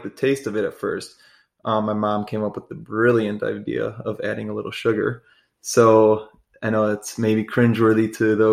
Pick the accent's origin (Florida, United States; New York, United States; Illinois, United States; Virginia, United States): Illinois, United States; Chicago; I grew up in the Chicagoland area and went to high school there